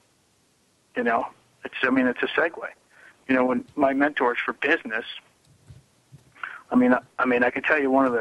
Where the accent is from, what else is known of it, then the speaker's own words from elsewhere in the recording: New York, United States; moved away; I'm originally from New York.